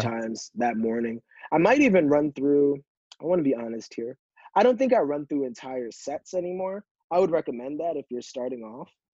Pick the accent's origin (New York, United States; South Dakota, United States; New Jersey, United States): New York, United States; Yonkers; moved away as an adult; also born or lived in Philadelphia, Pennsylvania; now in Boston, United States; being from Yonkers, not growing up uh, with with money